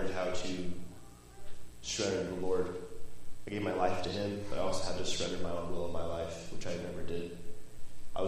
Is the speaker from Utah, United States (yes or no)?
yes; West Jordan, Utah, United States; moved away; I'm originally from West Jordan, Utah